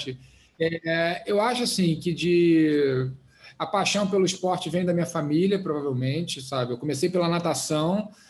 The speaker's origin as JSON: {"language": "Portuguese", "town": "Oxford", "region": "South East England", "country": "United Kingdom", "tie": "born there", "said": "Na verdade, o, meu pai, eu nasci na Inglaterra, em Oxford, meu pai na época estava fazendo doutorado em física nuclear."}